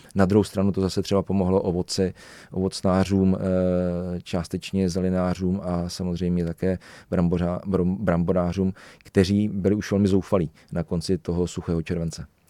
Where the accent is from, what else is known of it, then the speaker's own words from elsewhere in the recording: Czechia; Já jsem třeba ze Železných hor, eh, my jsme medový kraj